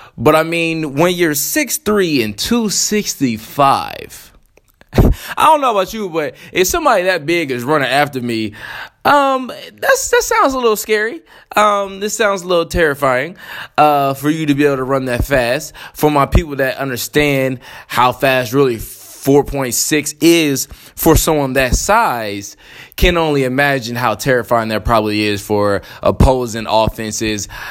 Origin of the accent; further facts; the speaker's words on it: Columbus, Ohio, United States; also born or lived in Texas; I am from Columbus, Ohio